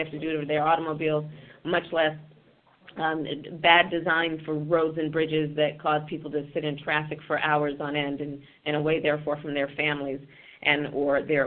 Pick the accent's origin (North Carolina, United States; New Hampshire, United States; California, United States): California, United States; my home state of California